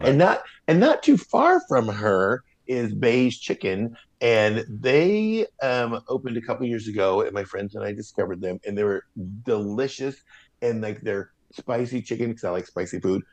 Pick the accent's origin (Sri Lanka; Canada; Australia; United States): United States; Portland, Oregon; also born or lived in Santa Monica, California / Venice, Los Angeles, California; growing up in Portland